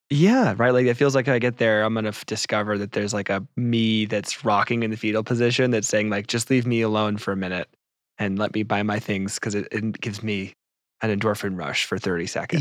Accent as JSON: {"language": "English", "country": "United States"}